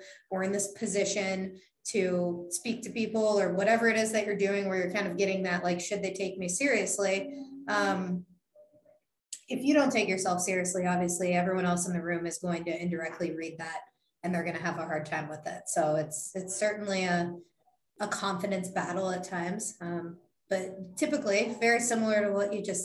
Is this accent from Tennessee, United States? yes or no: no; Youngstown, Ohio, United States; moved away; also born or lived in Columbus, Ohio / Minnesota; I'm from Northeast Ohio. I'm from about an hour and a half away from Cleveland. I'm from Youngstown